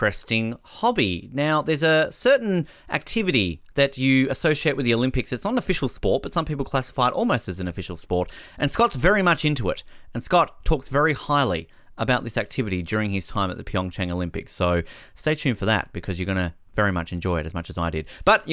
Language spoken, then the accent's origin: English; Australia; as an Australian